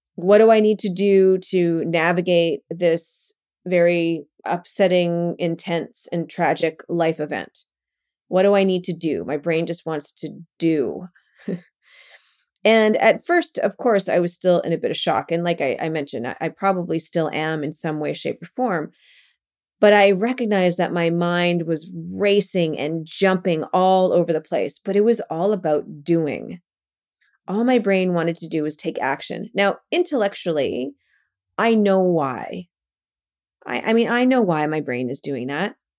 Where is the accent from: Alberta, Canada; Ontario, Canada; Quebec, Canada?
Alberta, Canada; Calgary; moved away as an adult; also born or lived in Vancouver / Japan / Toronto / Brooklyn; now in New York, United States; I was born and raised in Calgary, Alberta